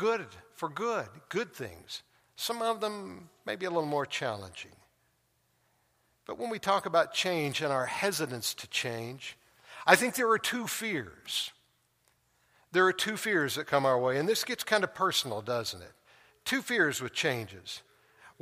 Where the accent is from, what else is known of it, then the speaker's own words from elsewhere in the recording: Tulsa, Oklahoma, United States; moved away; my hometown, back to Tulsa, and drive down the street where I grew up